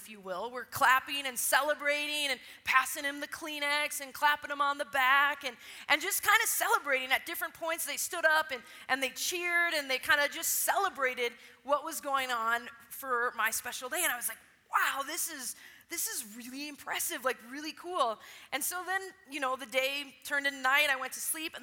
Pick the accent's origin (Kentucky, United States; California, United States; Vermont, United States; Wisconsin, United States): Wisconsin, United States; Pastor Arnie was my pastor when I was a teenager growing up in Wisconsin